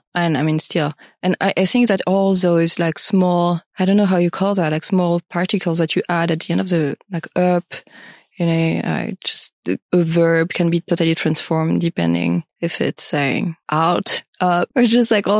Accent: France; first language French; English is a second language; moved away as an adult; also born or lived in New York, United States; now in San Francisco, United States; I'm originally from France. I've lived for 7 years in the States. I just moved to San Francisco from New York. Language originally is French

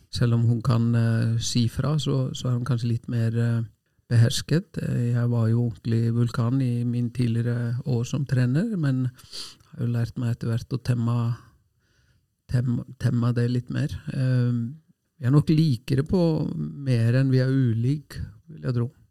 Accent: Selfoss, Southern Region, Iceland; Norwegian is a second language; moved away as an adult; also born or lived in Oslo, Norway; now in Norway; hjemme på Selfoss, et lite tettsted

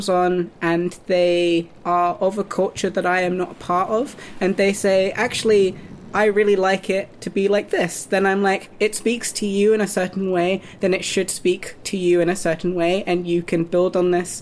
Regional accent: United Kingdom; a British, mixed-race, white and Japanese person

